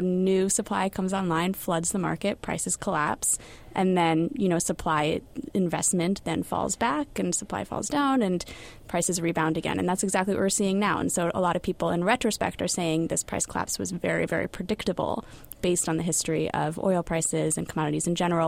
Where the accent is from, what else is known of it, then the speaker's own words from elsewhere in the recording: California, United States; moved away; As a Californian